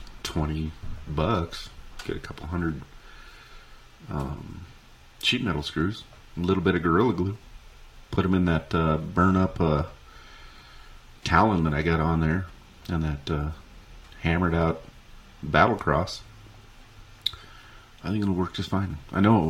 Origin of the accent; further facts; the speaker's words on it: Wyoming, United States; I'm from Wyoming.